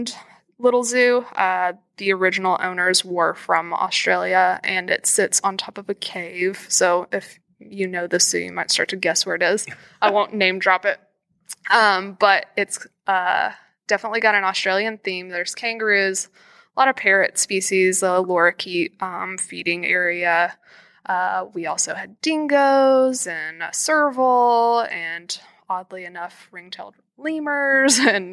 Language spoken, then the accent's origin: English; Nashville, Tennessee, United States; also born or lived in Cincinnati; I'm from Nashville. I'm lucky to work in Nashville too, but I wanted to end up at home